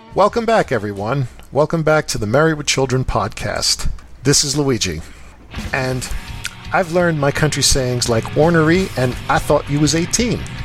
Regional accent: New York City, New York, United States; I grew up in New York City

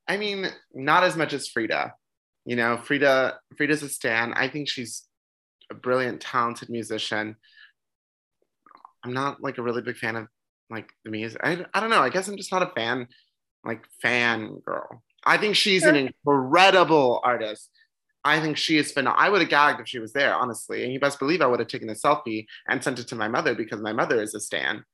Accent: Las Vegas, Nevada, United States; I'm from Las Vegas. It's a very small indie city

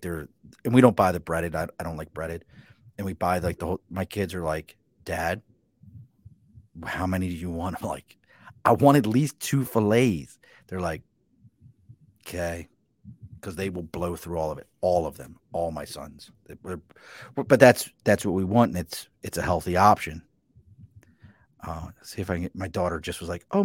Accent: Baltimore, Maryland, United States; accent: Baltimore accent; growing up in Baltimore, like I talk to people, I'm like, yeah, I'm from Baltimore.

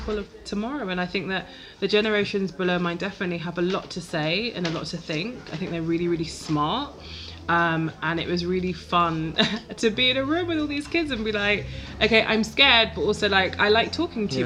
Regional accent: London, United Kingdom; I'm from Lewisham.

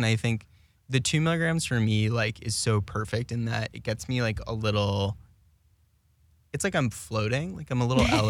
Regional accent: Plano, Texas, United States; I grew up in Plano, Texas, headquarters of Frito-Lay.

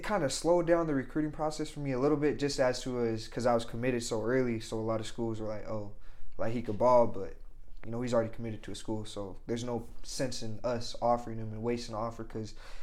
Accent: Logan, Utah, United States; I'm glad I stayed in my hometown. I love Logan.

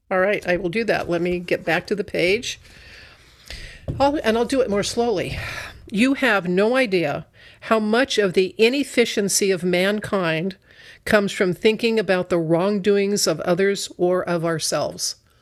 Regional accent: Northern Arizona, United States; now in Sacramento, United States; I come from Northern Arizona

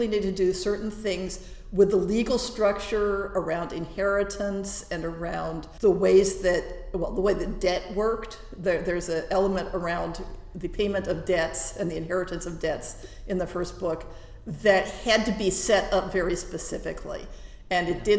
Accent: California, United States; first language English; also born or lived in Prague; my 10-year-old brain out of its existing Californian ruts

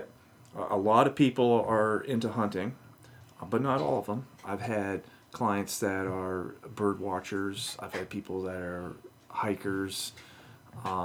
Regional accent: Maine, United States; now in Michigan, United States; I grew up in Maine, and the timber industry is big.

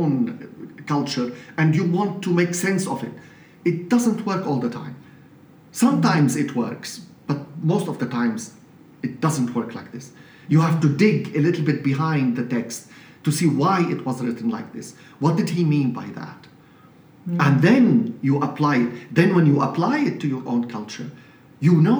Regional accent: Latakia, Latakia Governorate, Syria; English is a second language; moved away as an adult; also born or lived in Beirut, Lebanon / Germany; now in London, United Kingdom; I was appointed a pastor in Latakia, my hometown

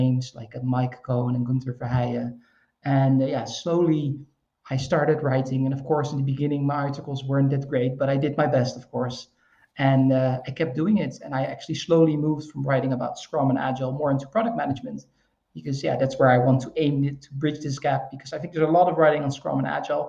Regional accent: Netherlands; I'm from the Netherlands. We're kind of like wet swamp people

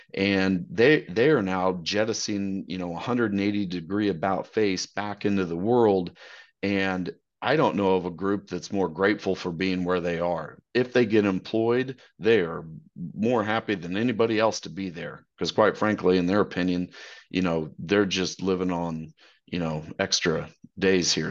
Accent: Wichita, Kansas, United States; moved away as an adult; now in Dallas, United States; I'm from Wichita

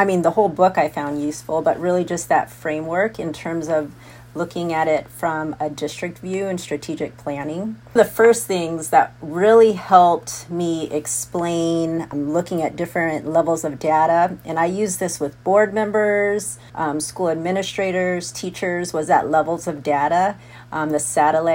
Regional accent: Tucson, Arizona, United States; moved away as an adult; I grew up in Tucson, Arizona.

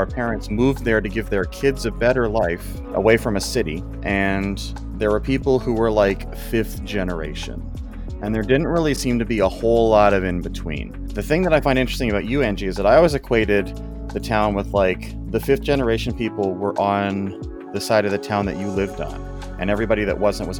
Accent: Elmont, New York, United States; I grew up in Elmont doesn't mean I'm from there.

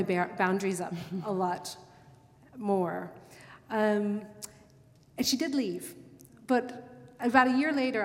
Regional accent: United States; moved away as an adult; now in London, United Kingdom; I'm American, and I hadn't learned British reservedness yet

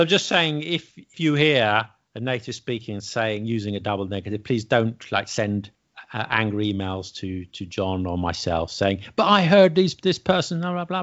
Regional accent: London, United Kingdom; I'm from London

